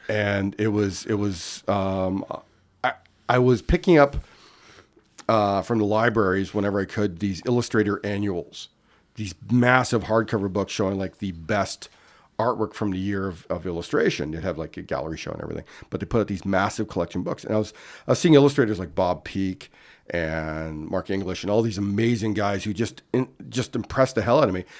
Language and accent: English; Winnipeg, Manitoba, Canada; moved away; also born or lived in Ontario; I grew up in Winnipeg, Manitoba